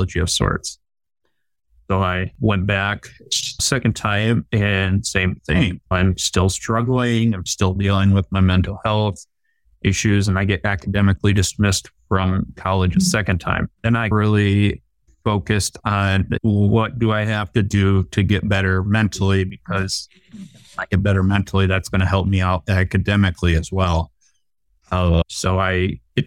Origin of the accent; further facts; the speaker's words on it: Cleveland, Ohio, United States; my hometown Cleveland